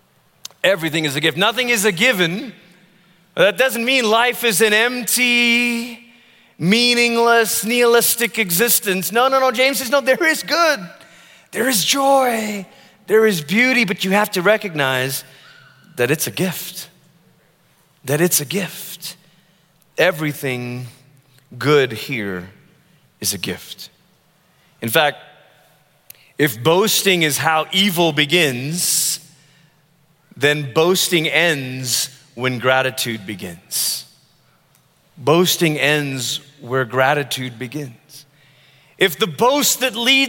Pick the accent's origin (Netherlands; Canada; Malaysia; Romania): Malaysia; now in United States; I grew up in Malaysia, which is primarily a Muslim country